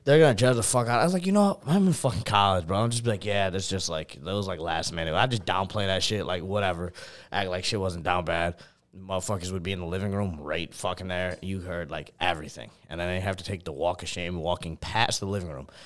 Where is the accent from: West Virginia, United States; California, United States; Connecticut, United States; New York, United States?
New York, United States; also born or lived in Buffalo; which is about an hour and twenty minutes from where, like, my hometown is